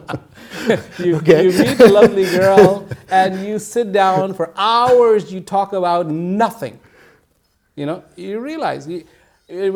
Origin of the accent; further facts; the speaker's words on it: Dehradun, Uttarakhand, India; moved away; When I was growing up in Dehradun, we used to have mango trees